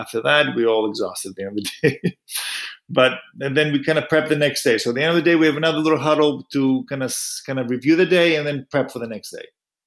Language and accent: English; Greece; moved away; also born or lived in United States; I was born in the States, but I grew up in Greece.